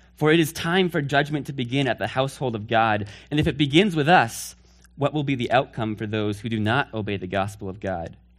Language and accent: English; Northfield, Massachusetts, United States; I'm from Northfield, Massachusetts. That's where I hail from